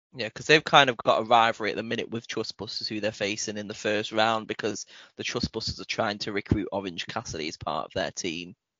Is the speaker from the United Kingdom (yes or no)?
yes; United Kingdom; we are British